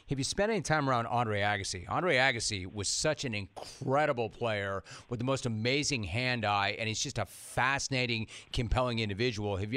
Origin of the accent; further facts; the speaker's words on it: Southern California, United States; I grew up in Southern California, which is a hotbed for tennis